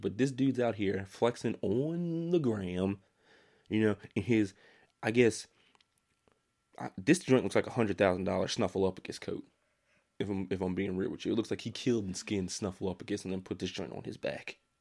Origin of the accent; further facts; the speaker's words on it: United States; That's my right as an American